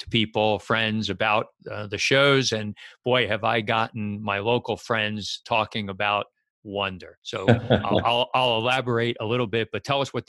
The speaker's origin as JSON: {"language": "English", "town": "Westfield", "region": "New Jersey", "country": "United States", "tie": "born or raised there", "said": "And you started this business in my town, my hometown here, Westfield, New Jersey."}